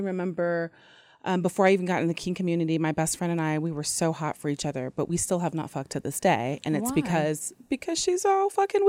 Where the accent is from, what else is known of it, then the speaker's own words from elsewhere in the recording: Long Beach, California, United States; I'm 25. I'm from Long Beach, California, and I like Long Beach on the long walks on the beach and pina coladas.